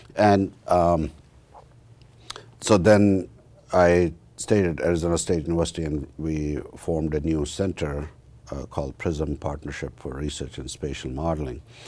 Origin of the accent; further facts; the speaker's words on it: about a hundred miles west of New Delhi, northern India, India; moved away as an adult; now in United States; I, uh, was born and raised in India, in northern part of India, about hundred miles west of New Delhi